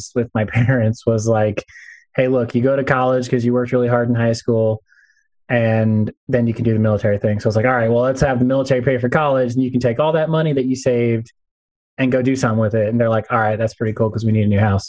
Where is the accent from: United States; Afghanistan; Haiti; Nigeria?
United States; California; Growing up in California